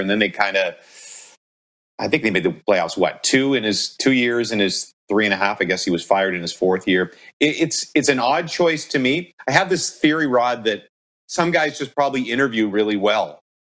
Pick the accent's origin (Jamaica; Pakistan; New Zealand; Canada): Canada; Ottawa, Ontario; born or raised there